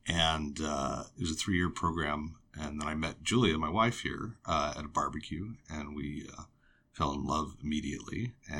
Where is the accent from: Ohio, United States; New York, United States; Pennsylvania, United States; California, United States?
California, United States; Los Angeles; I grew up in L.A.